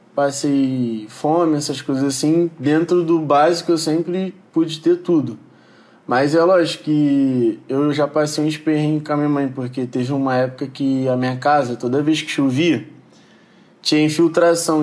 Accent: Rio de Janeiro, Brazil; eu sou de Jacarepaguá, Rio de Janeiro, Cidade de Deus

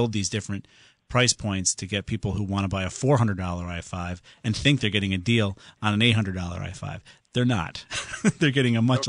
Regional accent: Southington, Connecticut, United States; my hometown of Southington

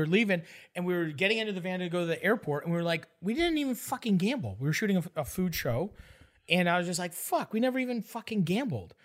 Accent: Canada; I'm from Canada.

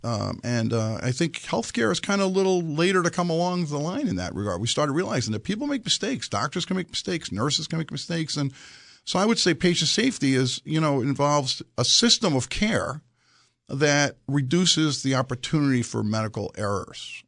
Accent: New York City, New York, United States; also born or lived in Mexico; I'm a son of Greek immigrants. I grew up in Brooklyn, New York

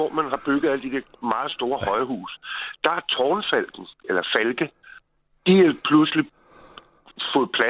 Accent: Copenhagen, Capital Region of Denmark, Denmark; now in Bornholm, Denmark; Jeg kommer fra Sydhavnen i København.

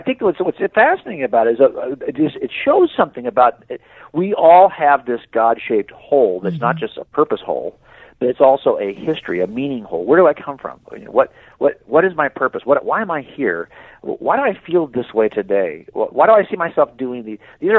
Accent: Scotland, United Kingdom; look, I thought I was German, but I'm not German, I'm Scottish.

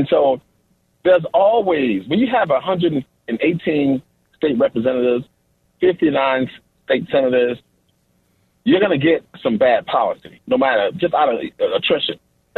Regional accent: Chicago, Illinois, United States; With me growing up in Cabrini Green.

